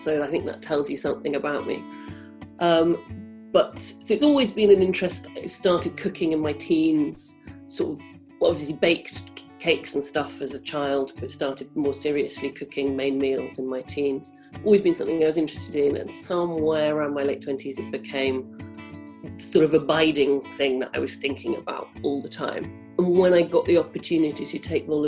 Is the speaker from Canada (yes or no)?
no; Cambridge, East of England, United Kingdom; also born or lived in Newcastle upon Tyne; I grew up in Cambridge, and that's why I have no northern accent